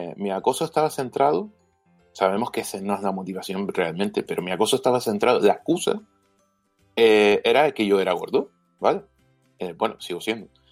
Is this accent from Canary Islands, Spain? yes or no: yes; Canary Islands, Spain; soy canario